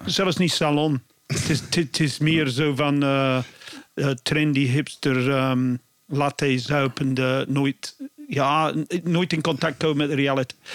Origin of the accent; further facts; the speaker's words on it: Bristol, South West England, United Kingdom; Dutch is a second language; now in Belgium; ik kom van Bristol